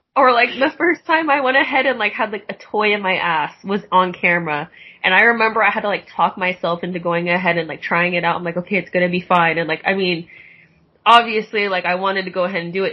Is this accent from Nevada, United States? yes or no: no; Tacoma, Washington, United States; moved away as an adult; now in Los Angeles, United States; I'm from Tacoma, Washington